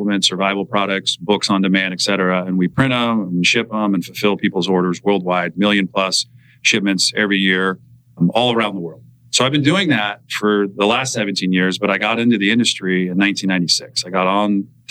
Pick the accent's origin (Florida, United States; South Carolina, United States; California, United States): California, United States; Santa Cruz; We're both from Santa Cruz